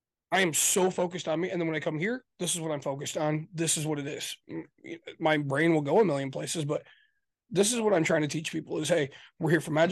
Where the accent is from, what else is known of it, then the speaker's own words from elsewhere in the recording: Michigan, United States; I'm from Michigan